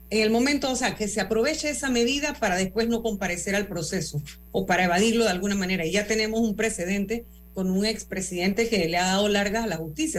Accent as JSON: {"language": "Spanish", "country": "Panama"}